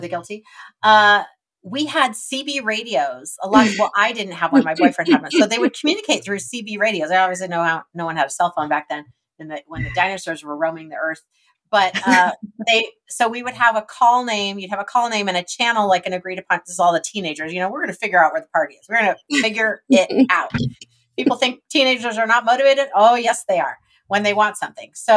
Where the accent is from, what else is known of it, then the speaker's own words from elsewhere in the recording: Alaska, United States; now in Southern California, United States; Tamara and I grew up in Alaska.